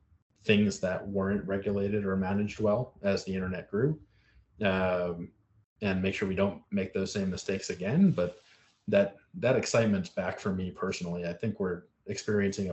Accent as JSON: {"language": "English", "region": "South Florida", "country": "United States", "tie": "born or raised there", "said": "I grew up mostly in South Florida"}